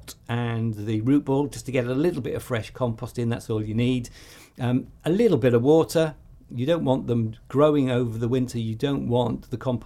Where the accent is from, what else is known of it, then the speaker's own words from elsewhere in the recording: Welsh, Wales, United Kingdom; I'm Welsh